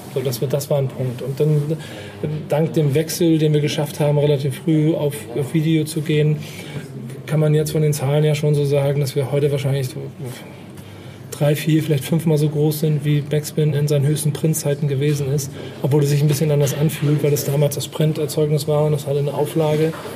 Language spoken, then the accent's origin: German; Hamburg, Germany; ich bin Hamburger